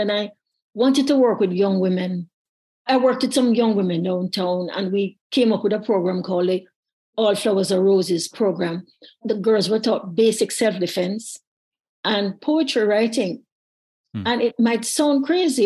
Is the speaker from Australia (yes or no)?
no; Jamaica; a child growing up in Jamaica